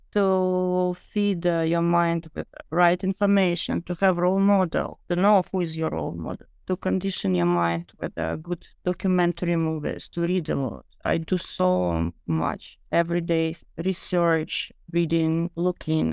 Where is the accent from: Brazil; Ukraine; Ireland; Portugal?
Ukraine; also born or lived in London; now in Miami, United States; I moved from London to Ukraine to my homeland